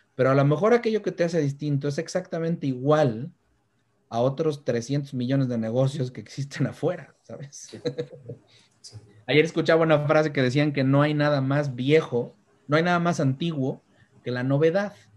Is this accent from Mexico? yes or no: yes; Mexico; Como mexicano